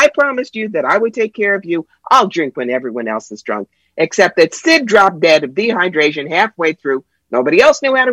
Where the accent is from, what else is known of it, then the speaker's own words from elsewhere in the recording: Cherry Hill, New Jersey, United States; also born or lived in Brooklyn, New York; now in upstate New York, United States; I grew up in Cherry Hill, New Jersey, but I live in an 864 square foot house in the middle of a hayfield in upstate New York